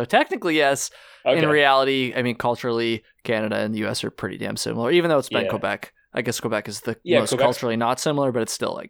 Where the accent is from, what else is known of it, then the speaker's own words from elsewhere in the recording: Ireland; Maybe Ireland. I'd go to Ireland, do some hiking there. I'm Irish.